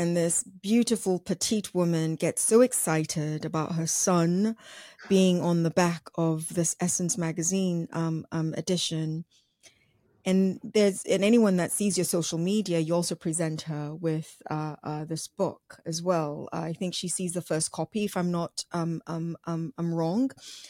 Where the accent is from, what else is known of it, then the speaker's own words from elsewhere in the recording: Nigeria; I'm Nigerian. My name gives that away totally.